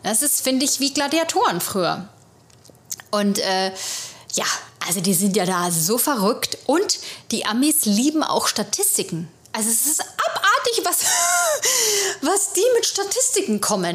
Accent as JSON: {"language": "German", "country": "Germany", "also_born_or_lived": "Munich", "moved": "as an adult", "lives_now": "New York, United States", "said": "wir, wir Deutsche"}